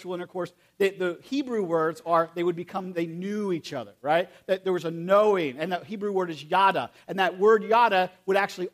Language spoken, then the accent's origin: English; United States; I'm from Perry County